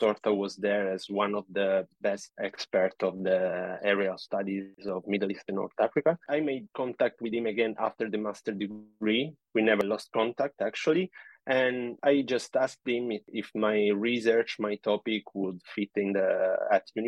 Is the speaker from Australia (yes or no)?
no; Italy; moved away as an adult; now in Canada; I'm from Italy. I pursued my studies there, the bachelor degree and the master degree, both there